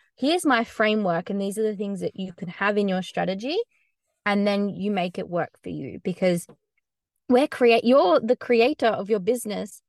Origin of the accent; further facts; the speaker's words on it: Australia; moved away; I have a bit of a different accent. I'm from Australia